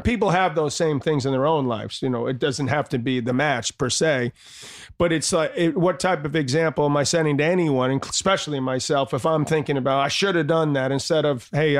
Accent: New York City, New York, United States; also born or lived in Malibu, California; I grew up in Douglas and Queens.

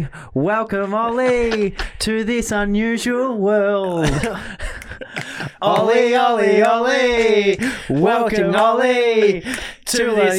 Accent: Ballarat, Victoria, Australia; So we were like raised, like we're from Ballarat. It's like inner city, inner suburbs of Ballarat.

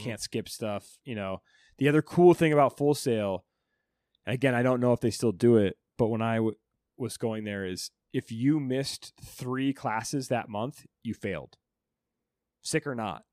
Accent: Alta, Iowa, United States; moved away as an adult; also born or lived in Orlando, Florida; now in New York, United States; I'm moving from Iowa, a little town, to Florida, Orlando

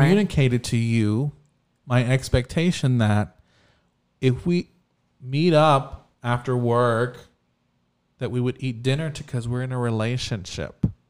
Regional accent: Texas, United States; we're from Texas

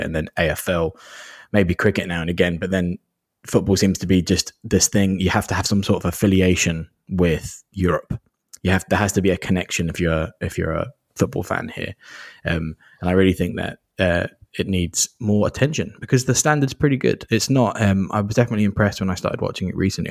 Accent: Kent, South East England, United Kingdom; I grew up in the southeast of England, in Kent

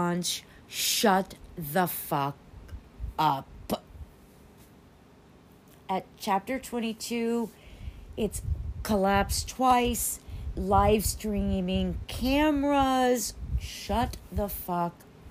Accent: United States; as an American

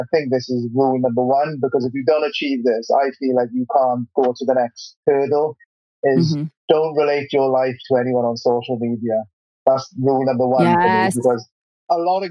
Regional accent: Wales, United Kingdom; moved away as an adult; now in England; I'm from Wales originally. So yeah, I've now moved countries.

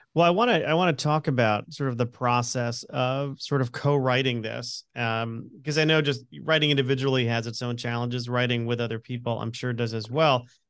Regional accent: Connecticut, United States; I'm an Irish Italian Catholic from Connecticut

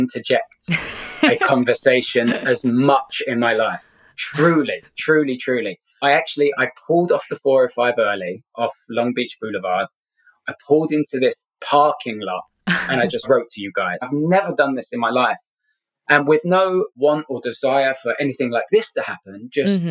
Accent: London, United Kingdom; moved away as an adult; also born or lived in Scotland; now in Southern California, United States; I'm originally from Scotland, but grew up in London. Been in the States for 12 years now

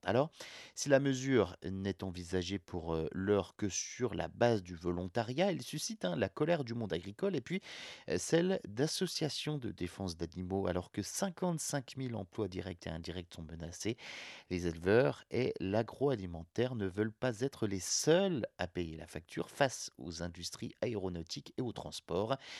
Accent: France; Chez nous, en France

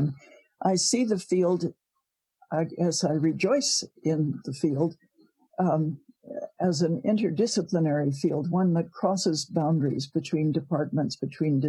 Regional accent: Providence, Rhode Island, United States; moved away as an adult; now in Canada; I was born in Providence, Rhode Island.

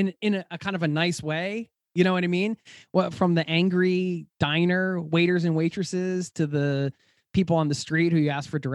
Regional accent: Philadelphia, Pennsylvania, United States; moved away; I grew up outside of Philadelphia in the suburbs

